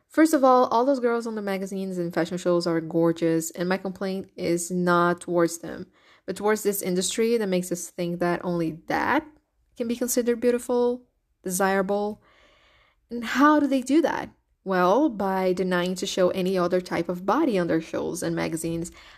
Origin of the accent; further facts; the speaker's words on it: Brazil; first language Portuguese; English is a second language; I'm Brazilian. So my first language is Portuguese, is not English